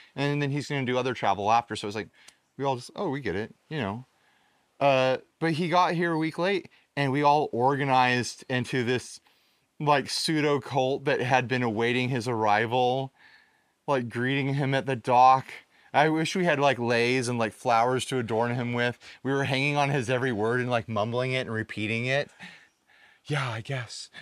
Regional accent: United States; Perfecto and I are technically the only Americans

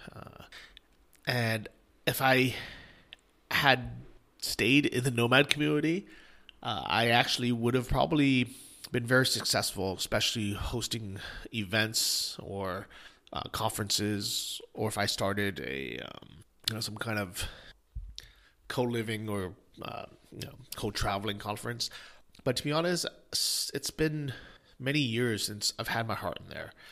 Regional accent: United States; moved away as an adult; also born or lived in Ukraine; being an American

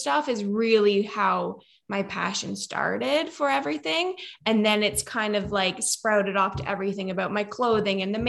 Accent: Nova Scotia, Canada; accent: Canadian; now in Kelowna, Canada; So I grew up in Nova Scotia

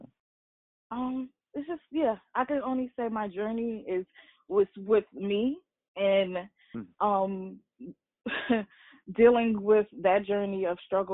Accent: Baltimore, Maryland, United States; also born or lived in Harlem, New York / Staten Island, New York; little girl, growing up in Harlem, move to Staten Island, then move to Baltimore, raised in Baltimore

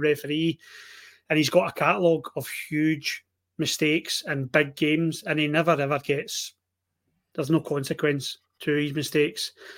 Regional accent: Ayr, Scotland, United Kingdom; born or raised there

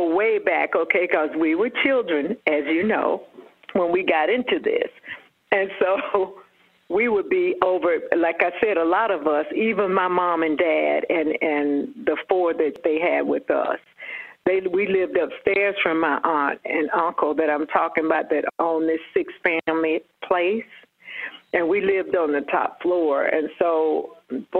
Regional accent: Atlanta, Georgia, United States; Born and raised in Atlanta

